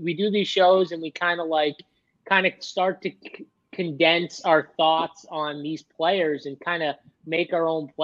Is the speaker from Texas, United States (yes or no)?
no; Boston, Massachusetts, United States; we're from Boston